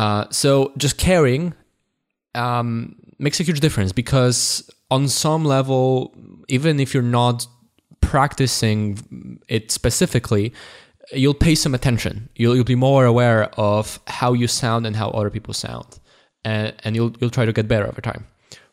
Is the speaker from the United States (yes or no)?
no; Poland; accent: Polish; English is a second language; my accent is not perfect, but it's not as obviously it's not as thick, it's not as obviously Polish as it was before.